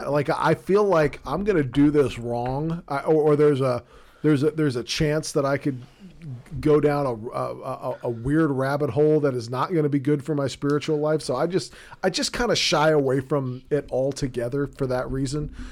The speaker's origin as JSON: {"language": "English", "region": "South Texas", "country": "United States", "said": "I'm from South Texas"}